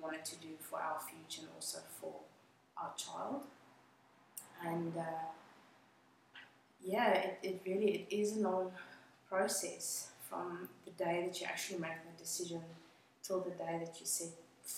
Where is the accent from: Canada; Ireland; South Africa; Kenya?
South Africa; Johannesburg, Gauteng; English is a second language; moved away as an adult; also born or lived in Cape Town, South Africa; now in Australia; I grew up in South Africa, in Johannesburg, and I lived in Cape Town for a little while.